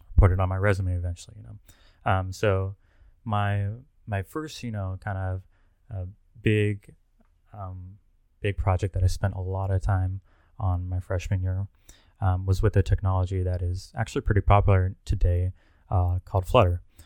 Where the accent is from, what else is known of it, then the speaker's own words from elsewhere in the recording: Plano, Texas, United States; also born or lived in College Station, Texas; I'm originally from Plano, Texas, which is a suburb of Dallas